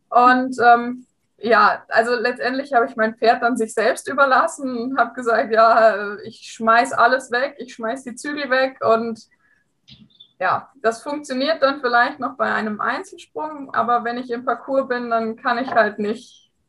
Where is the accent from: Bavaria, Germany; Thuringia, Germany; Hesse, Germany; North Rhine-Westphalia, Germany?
Hesse, Germany; ich bin 27 Jahre alt und ich komme aus der Nähe von Frankfurt.